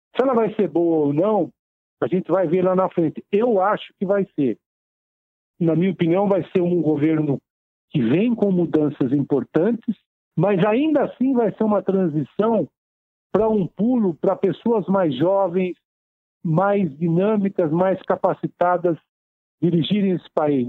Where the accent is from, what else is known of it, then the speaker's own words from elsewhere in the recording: Taubaté, São Paulo, Brazil; now in São Paulo, Brazil; já nasci no interior, sou de Taubaté, do Vale do Paraíba. É, estou em São Paulo desde os meus 12 anos de idade